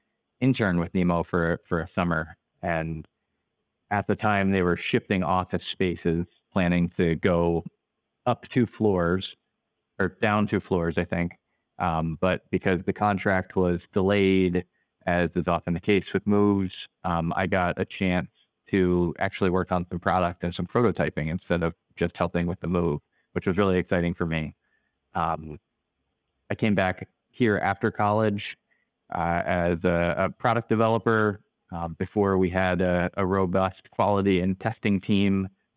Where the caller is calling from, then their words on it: Dover, New Hampshire, United States; I'm calling in from the office today, which for us is in the seacoast region of New Hampshire in a little city called Dover.